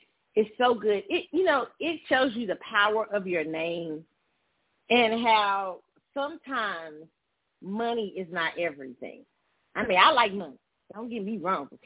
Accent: Kansas City, Missouri, United States; moved away; I'm in Kansas City. I'm in my hometown right now

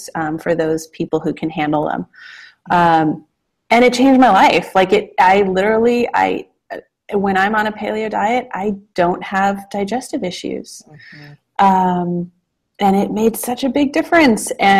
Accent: Los Angeles, California, United States; now in Portland, United States; we live in Portland, Oregon now. I'm from California originally, from Los Angeles. Have always grown up around food

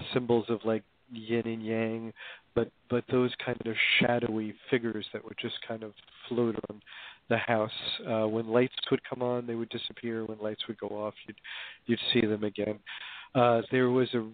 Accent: Hoboken, New Jersey, United States; I grew up in Hoboken, New Jersey, back in the days when it was a kind of traditional

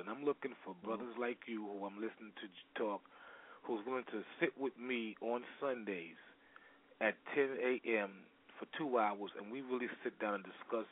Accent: New York City, New York, United States; I'm from Brooklyn, New York

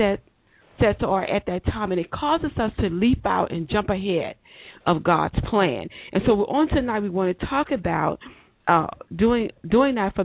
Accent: Baton Rouge, Louisiana, United States; I'm from Baton Rouge, Louisiana

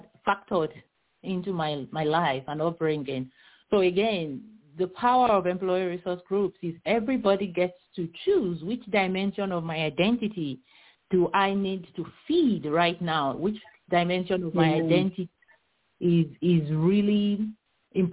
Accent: Nigeria; now in United States; I grew up in Nigeria

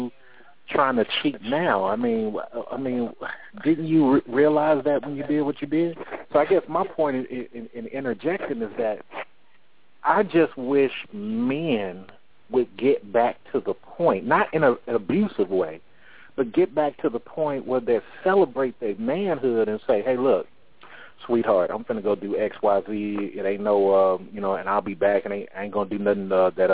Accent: California, United States; I grew up in California

